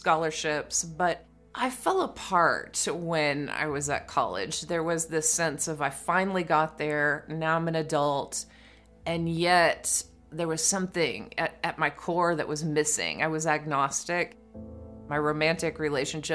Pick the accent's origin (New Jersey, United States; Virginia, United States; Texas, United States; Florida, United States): Texas, United States; East; When I grew up in East Texas, I was an only child in the country